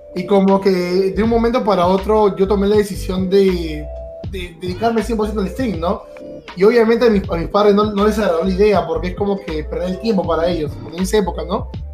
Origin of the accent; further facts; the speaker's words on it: Lima, Peru; yo he nacido en Lima, toda mi vida he vivido aquí en Lima, pero para ser más específico, he vivido en el balneario de Ancón